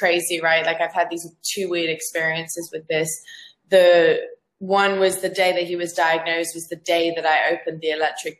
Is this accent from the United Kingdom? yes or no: no; Zambia; accent: Australian; moved away; also born or lived in Australia; I'm actually from Africa. I'm from Zambia originally, but I've lived in Australia for the last 8 years before I came here, which is why I have an Aussie accent.